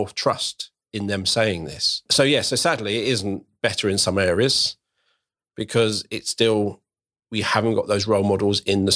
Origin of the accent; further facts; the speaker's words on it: Croydon, London, United Kingdom; now in Berkshire, United Kingdom; I grew up in Croydon, very, very diverse, very, I loved it growing up. I now live over in Berkshire